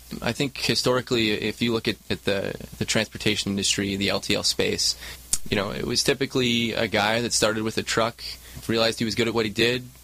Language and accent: English; Michigan, United States; moved away as an adult; also born or lived in Chicago; now in Southern California, United States; Born and raised in Michigan